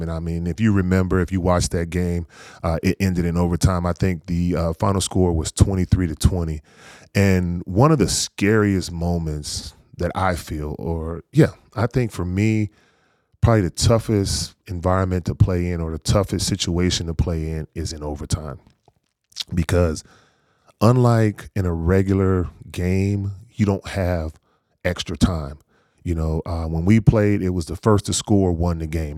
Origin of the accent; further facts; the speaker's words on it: North Carolina, United States; I'm from North Carolina, I have a lot of family members that are big time Cowboys fans